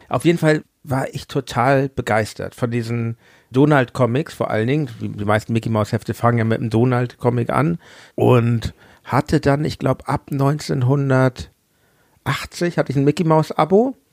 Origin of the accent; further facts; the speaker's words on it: Hamburg, Germany; Ich komme ja aus Hamburg